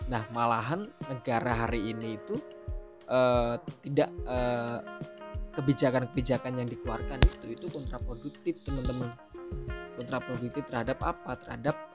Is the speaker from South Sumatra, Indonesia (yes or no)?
yes; Musi Rawas, South Sumatra, Indonesia; saya … asli saya dari Musirawas, Sumatera Selatan